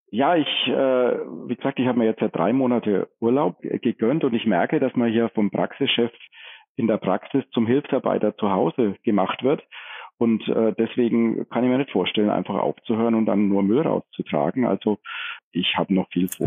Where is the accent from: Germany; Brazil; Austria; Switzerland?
Germany; Franconia, Bavaria; also born or lived in Forchheim; als Franke